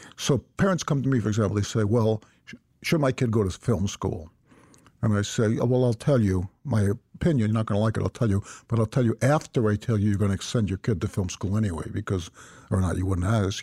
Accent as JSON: {"language": "English", "country": "United States", "said": "as an American citizen born right after World War Two"}